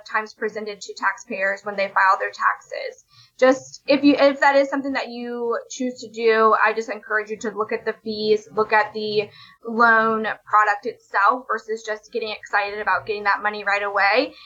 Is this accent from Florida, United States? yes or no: yes; Florida, United States; my home state of Florida